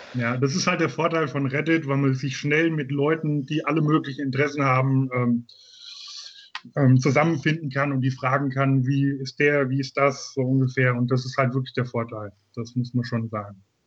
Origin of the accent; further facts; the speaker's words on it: Grünberg, Hesse, Germany; also born or lived in Giessen; komme aus Gießen in Hessen, bin aufgewachsen in Grünberg